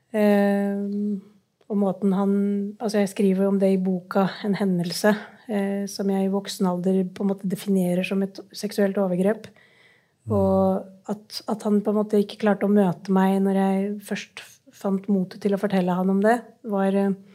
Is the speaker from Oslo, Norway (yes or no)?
yes; Oslo, Norway; jeg vokste opp på, på Stovner, i Groruddalen i Oslo